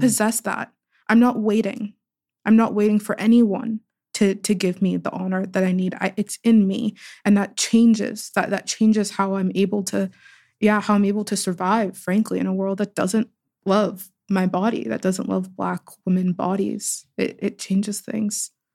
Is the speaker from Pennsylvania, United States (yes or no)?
yes; Pittsburgh, Pennsylvania, United States; I was born and raised in Pittsburgh, but in very different parts of Pittsburgh